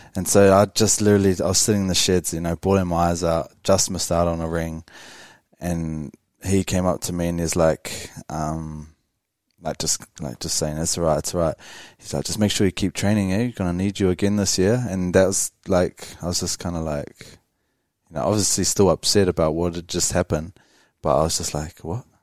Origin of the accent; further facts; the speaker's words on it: Wellington, New Zealand; growing up in Wellington